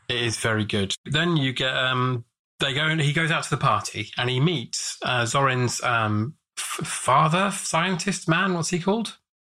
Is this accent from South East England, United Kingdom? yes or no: no; Watford, East of England, United Kingdom; I grew up in Watford, and they filmed a lot of EastEnders around there